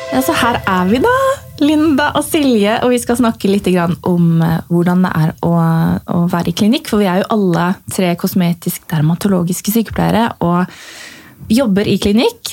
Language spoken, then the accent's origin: Norwegian; Notodden, Telemark, Norway; moved away; also born or lived in Tuddal / Drammen; Jeg kommer fra Notodden og har råna opp og ned den gata så mye